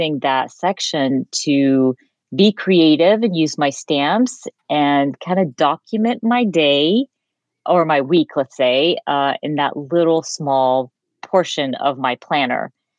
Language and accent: English; Georgia, United States; moved away; also born or lived in Jordan; I was raised in Georgia, but also raised in the Middle East. So at a certain point of my life, my parents moved to Jordan and we lived there for a few years